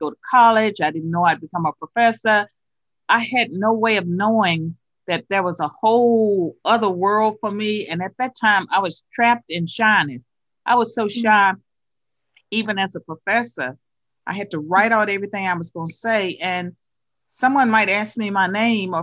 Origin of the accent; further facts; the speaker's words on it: the South, United States; accent: Southern; my funny Southern accent